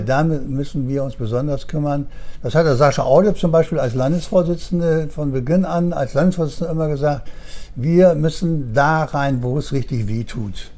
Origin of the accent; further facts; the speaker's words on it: Upper Franconia, Bavaria, Germany; now in Bremen, Germany; ich komme ja aus, aus Oberfranken